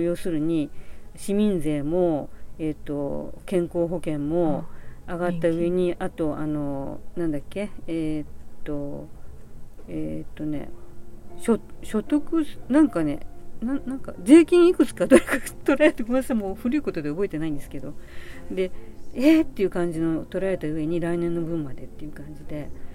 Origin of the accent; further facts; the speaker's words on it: Nagoya, Aichi, Japan; now in Kanagawa, Japan; 名古屋生まれで、えー、現在は、えー、神奈川在住です